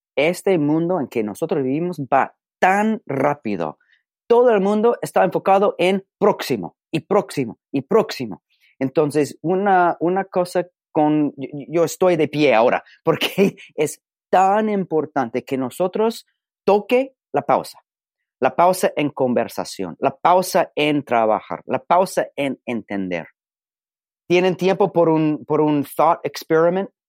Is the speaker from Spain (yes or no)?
no; California, United States; accent: Mexican-style Spanish; Spanish is a second language; now in Alabama, United States; nací en un estadito que se llama California, que es completamente norte de México